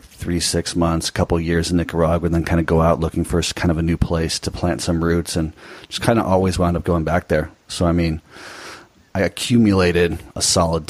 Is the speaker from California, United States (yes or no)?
yes; Newport Beach, California, United States; moved away as an adult; I grew up in Newport Beach, Southern California